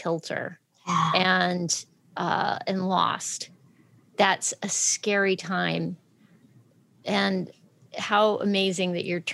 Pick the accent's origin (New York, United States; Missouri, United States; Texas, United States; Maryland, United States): Texas, United States; I'm from Texas. We're friendly. We're friendly there.